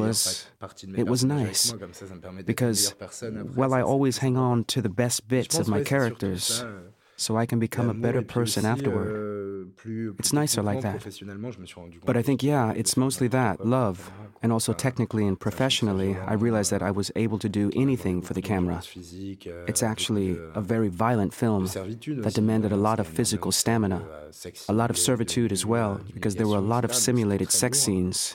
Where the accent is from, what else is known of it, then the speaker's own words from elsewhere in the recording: Nevers, Bourgogne-Franche-Comté, France; I was born in Nevers.